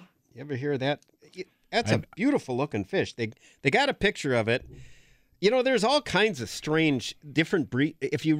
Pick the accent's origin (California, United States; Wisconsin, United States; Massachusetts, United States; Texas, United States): Wisconsin, United States; Green Bay; when I grew up in Green Bay, we used to have a lot of Huns, Hungarian partridge.